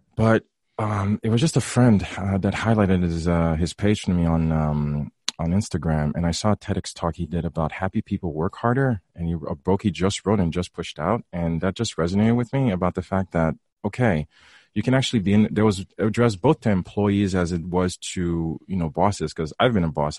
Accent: Haiti; moved away; back in high school, growing up in, growing up in Haiti.

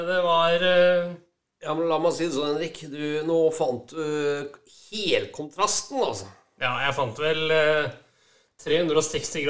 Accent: Stavanger, Rogaland, Norway; vi er fra Stavanger.

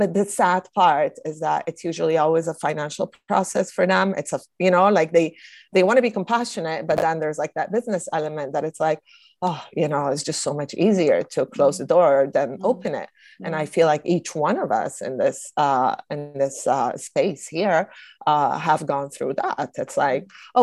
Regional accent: Italy; moved away; I know growing up in Italy

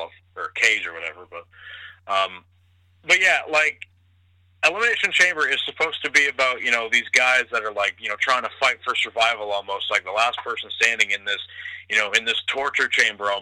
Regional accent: Ontario, Canada; I was born in Ontario

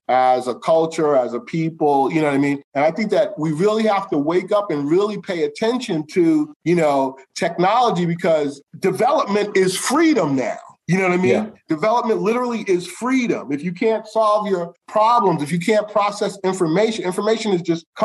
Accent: United States; we as American, as a culture

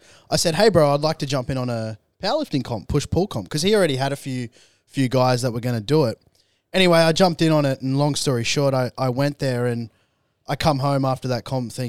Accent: Warwick, Queensland, Australia; Yeah, so. You know, growing up in Warwick, Queensland, 2.5 hours from here.

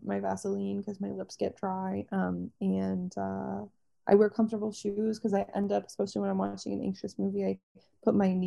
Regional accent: Toronto, Ontario, Canada; moved away; also born or lived in New York; I'm from Toronto, but I lived in New York for 7 years.

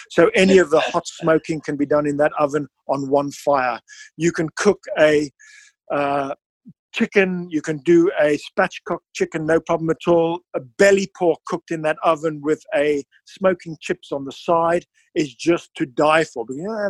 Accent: South Africa; Being South African, we love barbecue.

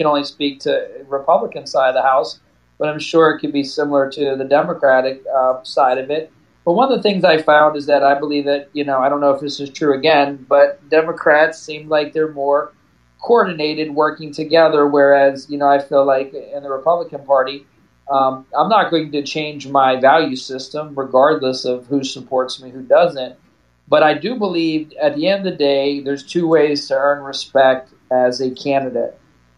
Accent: Fort Benning, Georgia, United States; born there; I was born in Fort Benning. My whole family served.

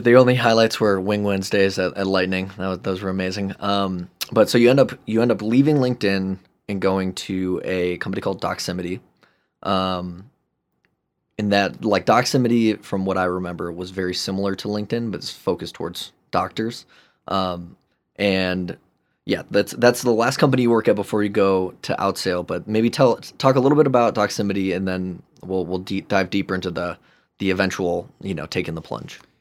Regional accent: Chicago, Illinois, United States; moved away as an adult; also born or lived in San Francisco; I grew up in Chicagoland, love Chicago

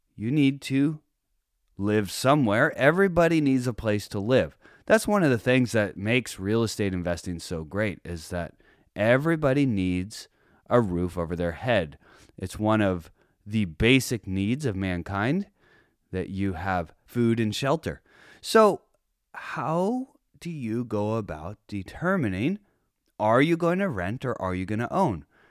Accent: San Diego County, California, United States; my hometown of San Diego County

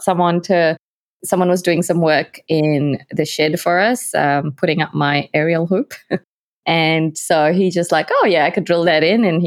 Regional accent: Malaysia; moved away as an adult; now in New Zealand; I'm from Malaysia, currently living in New Zealand. I've been away from Malaysia for about 11 years now, I think. I'm of Indian heritage, so Malaysian Indian.

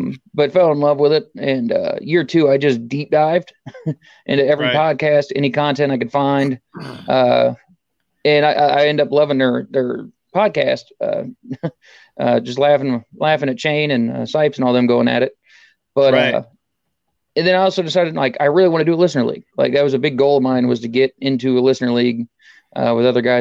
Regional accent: Springfield, Ohio, United States; I'm from Springfield, Ohio. It's kind of right in between Dayton and Columbus

